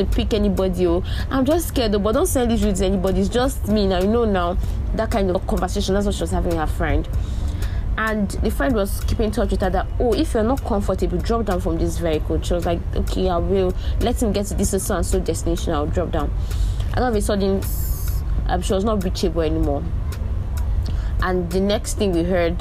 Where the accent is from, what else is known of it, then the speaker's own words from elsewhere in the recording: Nigeria; In my life as a Nigerian